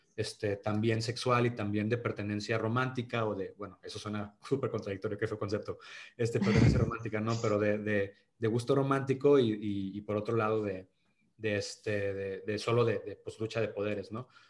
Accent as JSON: {"language": "Spanish", "town": "Monterrey", "region": "Nuevo León", "country": "Mexico", "accent": "regio", "said": "soy regio y, tengo que cuidar mi acento cuando hago los castings y definir si lo voy a hacer en regio"}